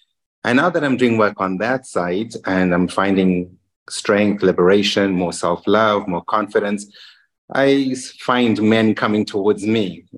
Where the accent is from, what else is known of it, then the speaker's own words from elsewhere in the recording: Zimbabwe; English is a second language; also born or lived in Ramsgate / Margate / Bristol / London; now in Luxembourg; Being an English, Zimbabwe is a British colony. So we didn't have too much of a culture shock in terms of language and ways. I have a lot of family in the UK.